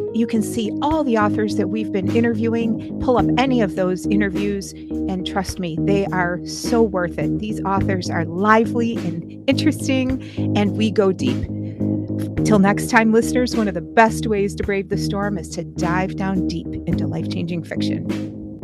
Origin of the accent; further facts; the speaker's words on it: Niagara Falls, New York, United States; Niagara Falls, my hometown